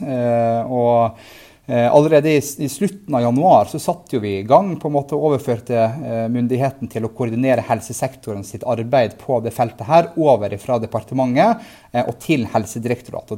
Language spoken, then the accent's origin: Norwegian; Tromsø, Troms, Norway; i Tromsø, i, i, min hjemby